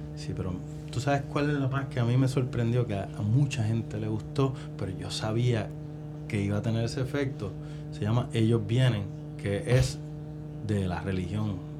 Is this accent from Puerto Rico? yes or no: yes; Carolina, Puerto Rico; yo soy de Carolina